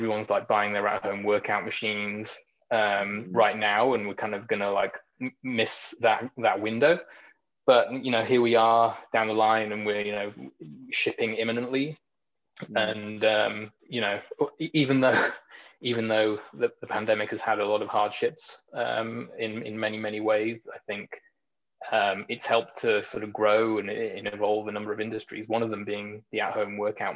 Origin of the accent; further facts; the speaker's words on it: Knutsford, North West England, United Kingdom; moved away as an adult; also born or lived in Bay Area; now in San Francisco Bay Area, United States; I grew up in a little town in the northwest of England called Knutsford in Cheshire